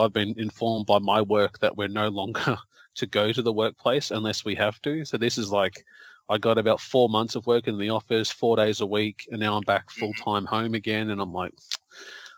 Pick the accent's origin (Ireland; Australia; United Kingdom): Australia